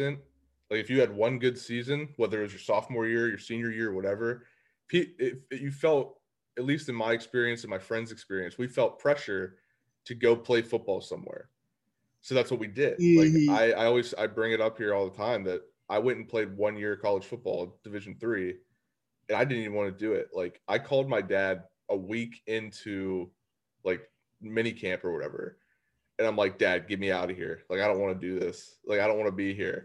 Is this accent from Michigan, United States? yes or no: no; Beaver, Pennsylvania, United States; moved away as an adult; growing up in Beaver County